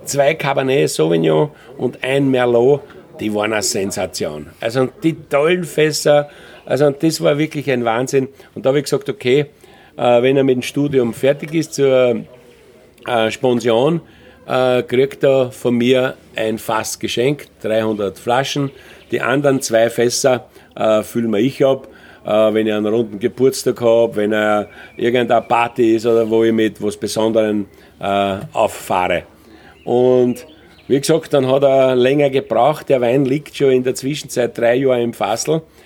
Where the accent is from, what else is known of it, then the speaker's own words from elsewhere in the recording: Austria; bei uns in Österreich